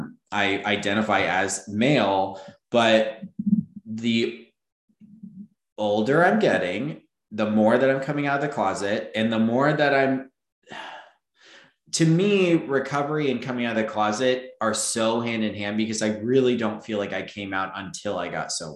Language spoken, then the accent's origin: English; Florida, United States; also born or lived in Texas; I grew up in Florida too. Yeah. I grew up in Florida and Texas.